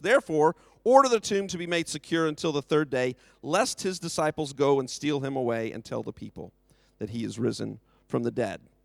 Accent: United States; now in United Kingdom; I'm from America

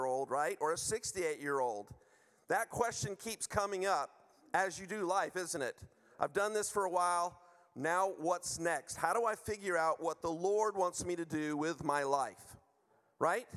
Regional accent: United States; moved away; I'm from the U.S.

